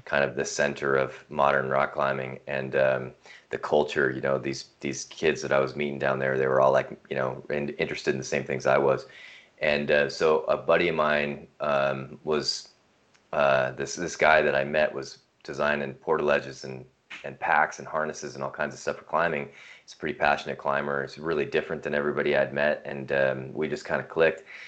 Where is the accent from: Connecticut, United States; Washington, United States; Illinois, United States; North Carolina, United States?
Washington, United States; north of Seattle; moved away as an adult; also born or lived in Hawaii; now in Missoula, United States; We were raised uh, north of Seattle, which is uh, west of here in Washington State